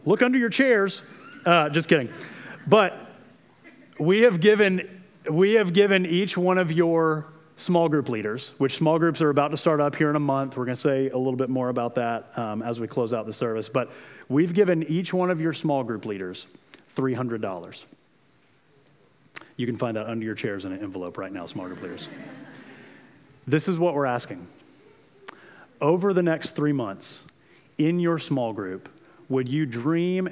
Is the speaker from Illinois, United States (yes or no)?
no; Florida, United States; moved away; I'm from Florida.